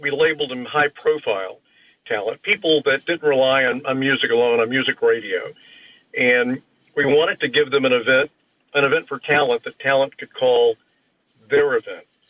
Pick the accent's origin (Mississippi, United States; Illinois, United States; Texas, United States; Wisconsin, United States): Texas, United States; Houston; I grew up in Houston